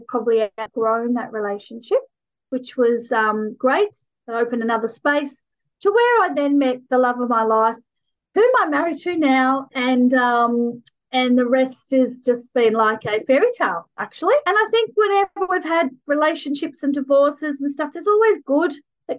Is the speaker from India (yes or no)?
no; Sydney, New South Wales, Australia; also born or lived in Nambucca Heads, New South Wales; I grew up in Sydney, and then my parents actually owned hotels. And so we were then moved on to a little town in the mid-north coast of New South Wales called Nambucca Heads